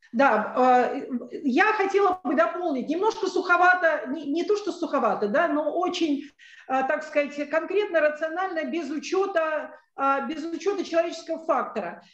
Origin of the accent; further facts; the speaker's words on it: Moscow, Russia; moved away as an adult; now in Sevastopol; я москвичка, но в данный момент я, а, так сказать, нахожусь в Севастополе